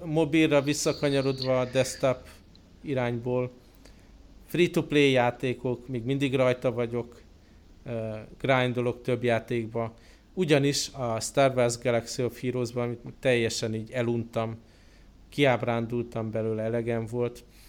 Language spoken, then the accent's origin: Hungarian; Budapest, Hungary; moved away; otthon Budapesten